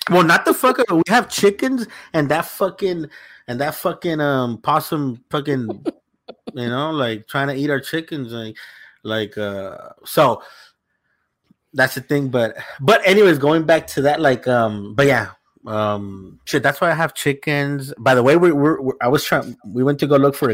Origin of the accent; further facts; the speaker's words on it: El Salvador; moved away; I grew up in Salvador for a little bit